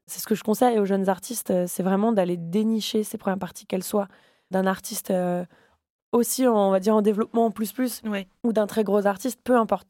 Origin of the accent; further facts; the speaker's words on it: Le Havre, Normandy, France; moved away as an adult; now in Paris, France; j'ai grandi au Havre